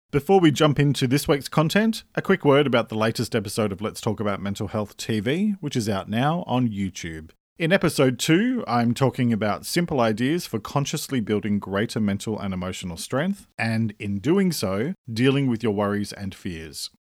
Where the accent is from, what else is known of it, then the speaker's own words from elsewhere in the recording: Australia; I'm an Australian writer and speaker